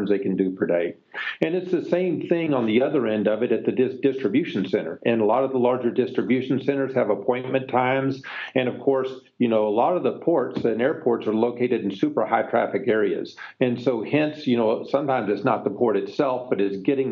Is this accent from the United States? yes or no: yes; Texas, United States; now in Pleasanton, United States; Pleasanton, California, although I grew up in Texas, so I'm a native Texan.